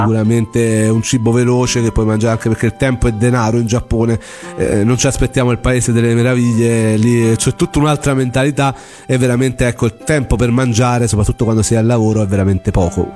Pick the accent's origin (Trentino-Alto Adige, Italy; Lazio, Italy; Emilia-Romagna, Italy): Lazio, Italy; Rome; come si dice dalle mie parti a Roma